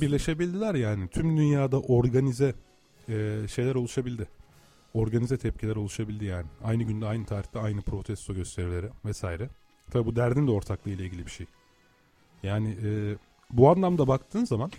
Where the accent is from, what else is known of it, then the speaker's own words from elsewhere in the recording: Turkey; sen de ben de bu topraklarda doğduk değil mi? Yıllardır buralarda yaşıyoruz.